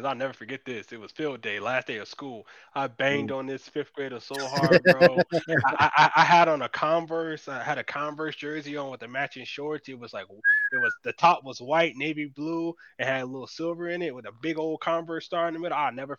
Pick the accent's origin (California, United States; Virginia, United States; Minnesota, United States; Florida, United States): Florida, United States; Winter Park; I'm from Winter Park